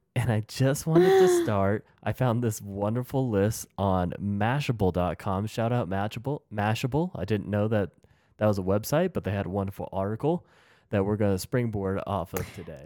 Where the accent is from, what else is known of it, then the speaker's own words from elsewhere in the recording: United States; As American